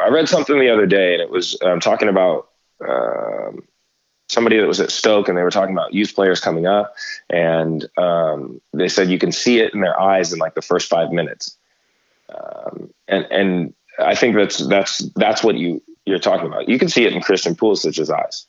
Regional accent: Stockton, California, United States; I grew up here in the Central Valley in in Stockton

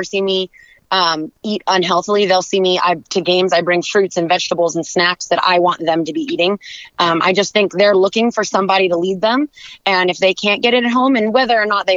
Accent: San Diego, California, United States; moved away as an adult; now in Orange County, United States; I am originally from San Diego, but I've been living in Orange County since college started

